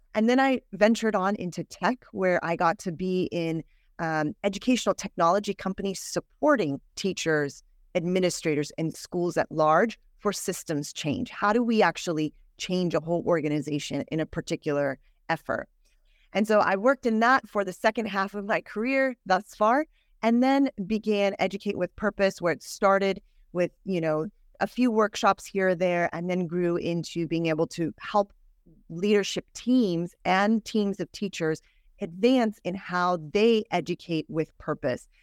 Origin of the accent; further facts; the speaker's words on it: Northern California, United States; I grew up in Northern California